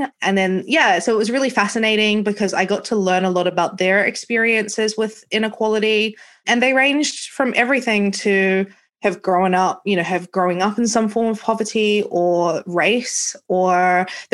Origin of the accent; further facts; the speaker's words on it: New Zealand; moved away as an adult; now in London, United Kingdom; I'm from New Zealand and I left home at 22 and went traveling around the world.